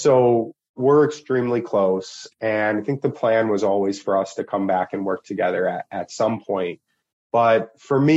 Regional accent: Milwaukee, Wisconsin, United States; also born or lived in Germany; I grew up in Milwaukee

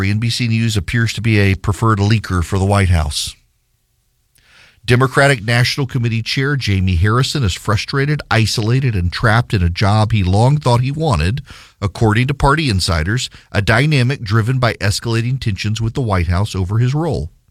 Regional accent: Dubai, United Arab Emirates; it was a way for me as a kid growing up in Dubai in the Middle East to connect to the United States, its politics.

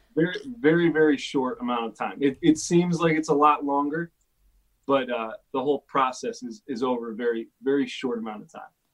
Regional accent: Connecticut, United States; now in Los Angeles, United States; I grew up in Connecticut

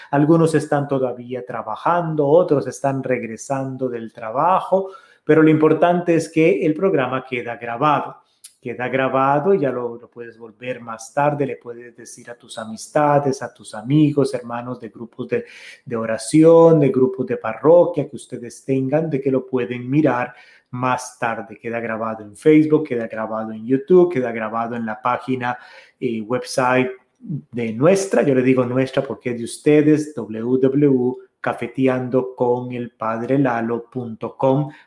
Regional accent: Costa Rica; El café de la tarde que como buen costarricense siempre tenemos, siempre con un gallito, decimos nosotros con un taquito de algo

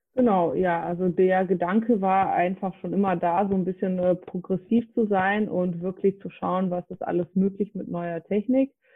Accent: North Rhine-Westphalia, Germany; also born or lived in Frankfurt; bin wieder in mein Heimatbundesland NRW gezogen

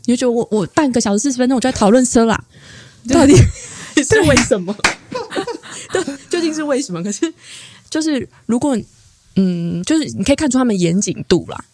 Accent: Taiwan; first language Chinese; moved away as an adult; now in Tokyo, Japan; 那我那时候在台湾学的是日文嘛

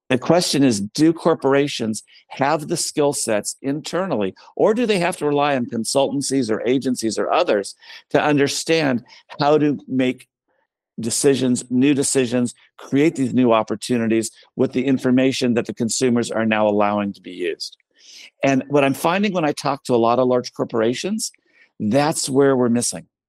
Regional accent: United States; as an American

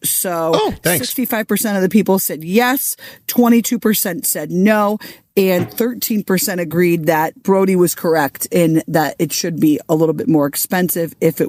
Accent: Connecticut, United States; I'm Italian and from Connecticut.

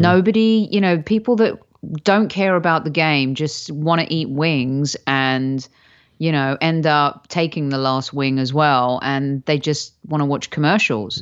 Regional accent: United Kingdom; moved away; as a Brit

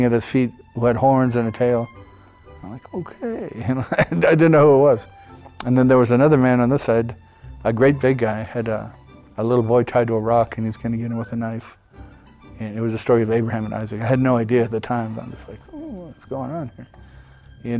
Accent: Helena, Montana, United States; also born or lived in Seattle, Washington; I was born out in Harborview Hospital out in Seattle. And then my dad was discharged from the Navy, so they came back to Helena. And I grew up there

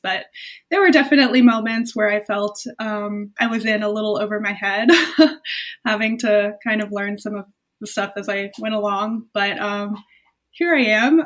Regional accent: Florida, United States; I was born in Florida

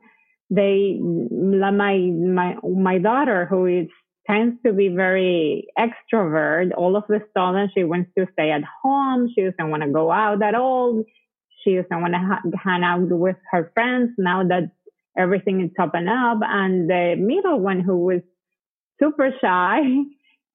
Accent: Venezuela; English is a second language; moved away as an adult; also born or lived in Colombia / Connecticut, United States; now in Texas, United States; I was raised in Venezuela, but when I was 23, I came to the United States to study English

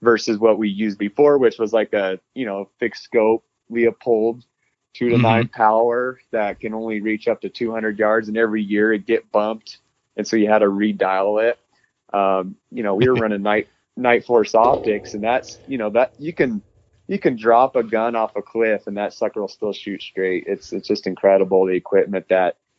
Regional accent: North Idaho, United States; we grew up in the North Idaho region.

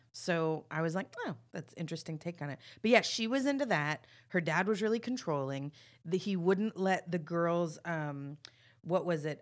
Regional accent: Texas, United States; I'm from Texas

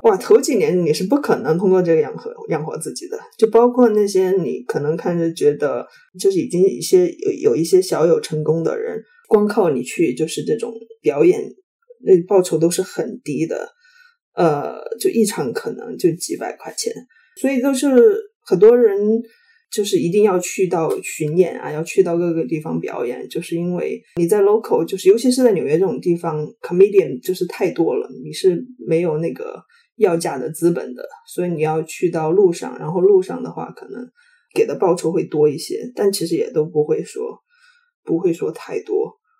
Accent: China; first language Chinese; moved away as an adult; also born or lived in United States; now in New York, United States; 所以我现在身在美国，我对国内就是可能就是大家每天想的、每天讨论的、每天关心的东西，可能没有那么了解。

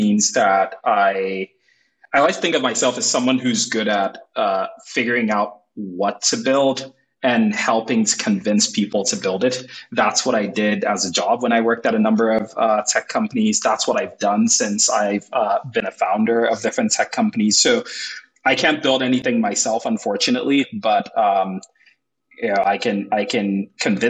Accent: Nigeria; now in San Francisco, United States; I was born and raised in Nigeria

